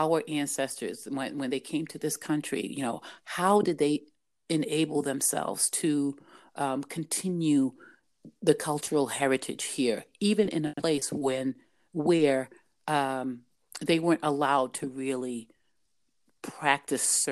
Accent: New Bedford, Massachusetts, United States; growing up in New Bedford, that a place that allowed me to have to nurture that love for my country

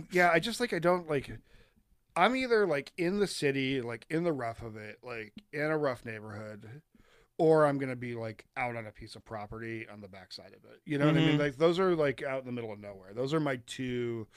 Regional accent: East Coast, United States; also born or lived in Colorado; we're from the East Coast and we were living in rural Colorado

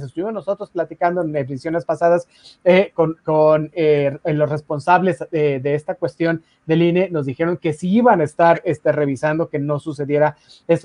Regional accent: Mexico; todos nosotros como mexicanos

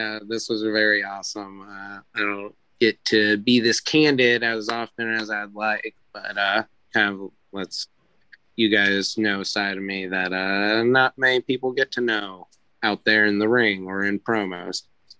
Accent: Arizona, United States; also born or lived in Ohio; It's just I'm from like the West Coast. I was born in Ohio, but I was raised out in Arizona.

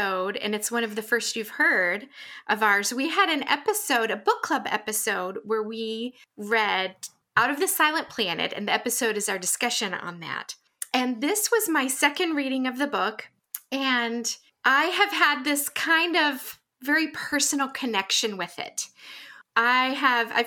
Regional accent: Georgia, United States; accent: Southern; I'm from Georgia.

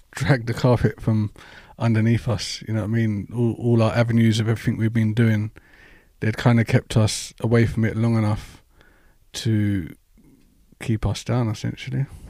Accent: London, United Kingdom; I'm actually from West London

